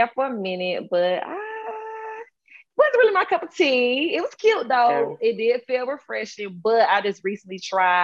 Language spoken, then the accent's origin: English; Covington, Georgia, United States; I am a Clark Atlanta University graduating senior from the city of Islands, COV, Covington, Georgia